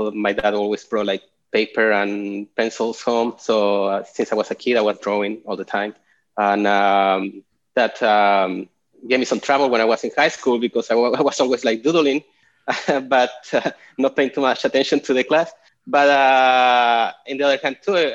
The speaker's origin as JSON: {"language": "English", "country": "Chile", "also_born_or_lived": "Portland, Oregon", "moved": "as an adult", "lives_now": "Austin, United States", "said": "I'm originally from Chile, and I've been living"}